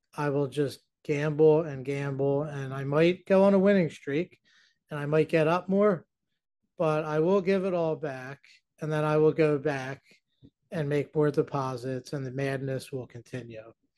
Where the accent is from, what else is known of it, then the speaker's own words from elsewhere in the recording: New Jersey, United States; I'm from New Jersey